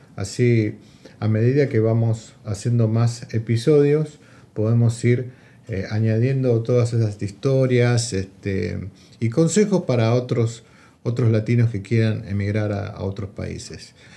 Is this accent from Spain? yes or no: no; Argentina; now in Vancouver, Canada; vengo de Argentina también, llegué a, a, Vancouver en el año 2001